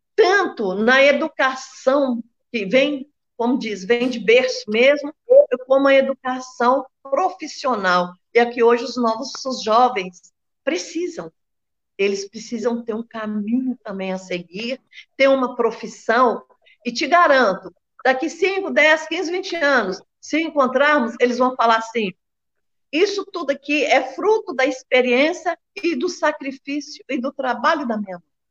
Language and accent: Portuguese; Belo Horizonte, Minas Gerais, Brazil; moved away as an adult; now in Betim, Brazil; sou nascida e criada em Belo Horizonte, há 43 anos moro em Betim